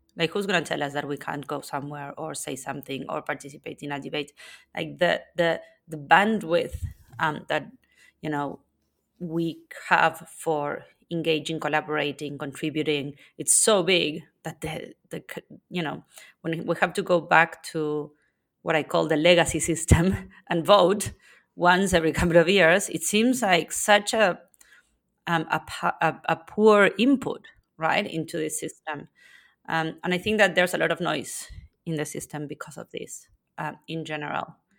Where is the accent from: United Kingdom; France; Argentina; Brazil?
Argentina; now in Spain; I was born in Argentina and currently live in Spain.